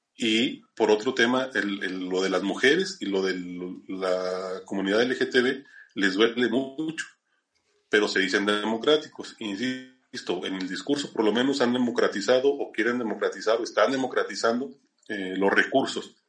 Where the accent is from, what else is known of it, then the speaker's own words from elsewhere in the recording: Zacatecas, Mexico; en Zacatecas, que es de donde yo soy